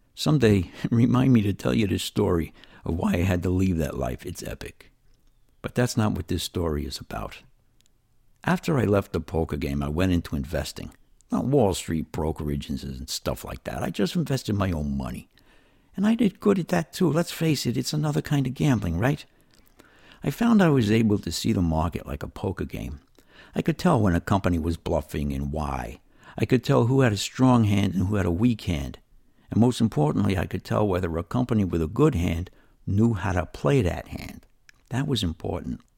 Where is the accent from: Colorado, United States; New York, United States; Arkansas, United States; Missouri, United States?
New York, United States; New York City; moved away as an adult; now in East Alabama, United States; I was raised in New York City in very trying circumstances for a child.